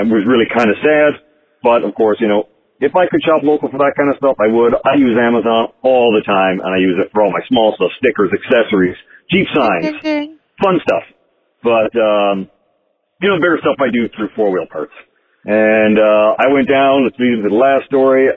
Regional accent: Canada; I'm from Canada

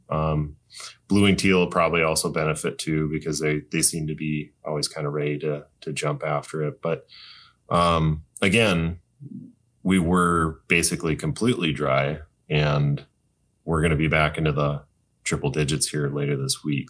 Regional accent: North Dakota, United States; I grew up in North Dakota

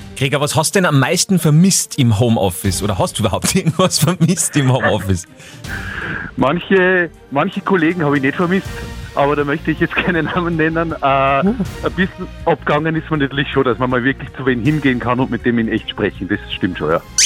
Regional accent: Austria; Bei uns in Österreich

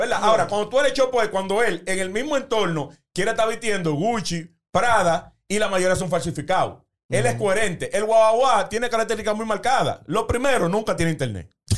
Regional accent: Los Alcarrizos, Distrito Nacional, Dominican Republic; yo soy oriundo de los Alcarrizos

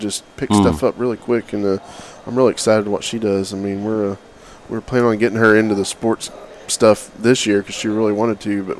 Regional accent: Oklahoma, United States; now in Texas, United States; I'm from Oklahoma originally. And I guess I got there as fast as I could. It was when I was a kid.

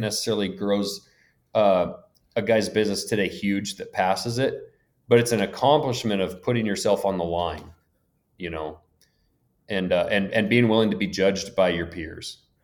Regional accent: Lincoln, Montana, United States; I grew up in Lincoln, Montana, small town on the edge of the Bob Marshall Wilderness

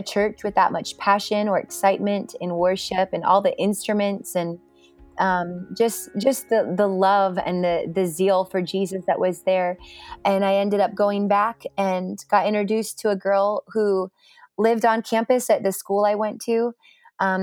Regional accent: Klamath Falls, Oregon, United States; moved away as an adult; also born or lived in Albany, Oregon; now in Redding, United States; I lived there in Klamath Falls with him and my mom until I graduated at 18

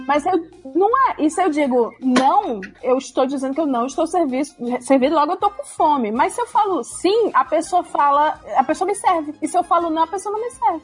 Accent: Ceará, Brazil; now in São Paulo, Brazil; eu sou de Ceará

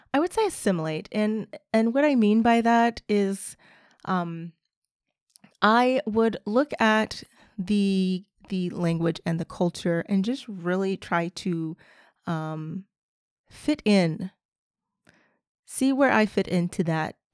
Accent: United States; first language English; I am a native speaker, I am from the United States

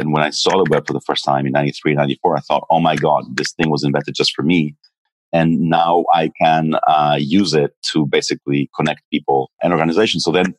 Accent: Peru; also born or lived in Israel / Mexico; I was born in Israel, and then I grew up in Peru and Mexico as a kid. My parents went there for work.

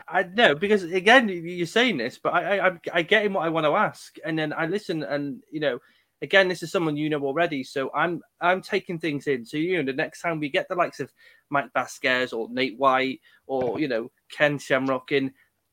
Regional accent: United Kingdom; That's what us Brits

